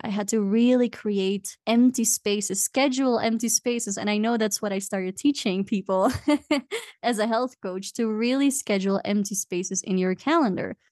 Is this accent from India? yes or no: no; Belgium; moved away as an adult; now in Cusco, Peru; I'm from Belgium, and I've been living in Cusco, Peru for the past seven, it's gonna be eight years now.